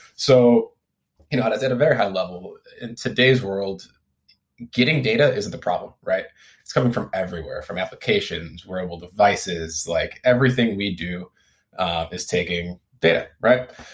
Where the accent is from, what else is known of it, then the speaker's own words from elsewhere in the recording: Midwest, United States; now in Silicon Valley, United States; I'm originally from the Midwest